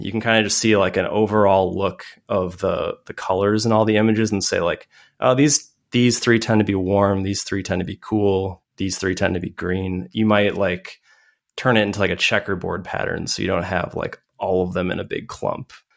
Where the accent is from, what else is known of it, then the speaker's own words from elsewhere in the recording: Madison, Wisconsin, United States; I am a nerd from Madison, Wisconsin